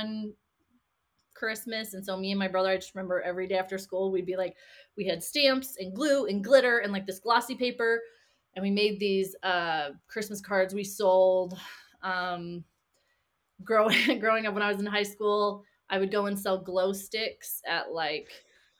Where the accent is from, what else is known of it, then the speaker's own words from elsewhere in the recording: Kansas City, Missouri, United States; now in Utah, United States; I grew up in Kansas City, Missouri